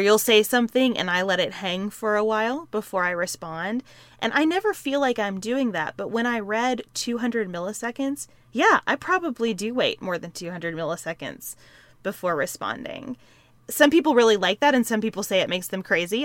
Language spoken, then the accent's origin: English; Western Kentucky, United States; I grew up in Western Kentucky, right across from Evansville, Indiana